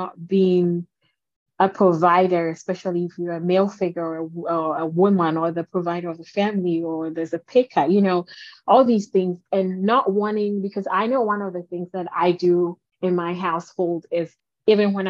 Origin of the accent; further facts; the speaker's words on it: Ghana; I'm from Ghana